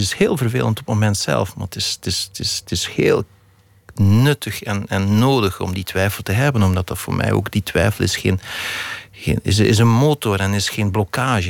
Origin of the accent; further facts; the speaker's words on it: the Belgian coast, Flanders, Belgium; die kust waar ik opgegroeid ben